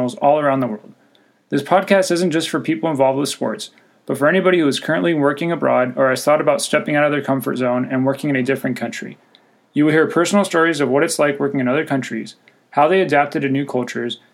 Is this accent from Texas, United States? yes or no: no; California, United States; also born or lived in Switzerland / China; I was born in Switzerland and moved to California when I was about 5 years old